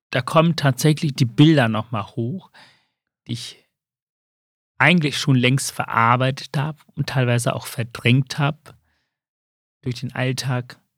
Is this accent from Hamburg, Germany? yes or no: yes; Hamburg, Germany; Also ich komme ja aus dem Haus Sozialdemokrat, ich bin mhm. Hamburger.